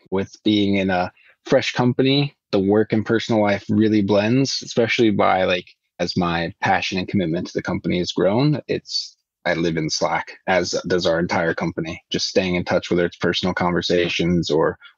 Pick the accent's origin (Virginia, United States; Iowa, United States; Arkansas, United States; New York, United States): Iowa, United States; now in Sweden; growing up, I really liked growing up in Iowa.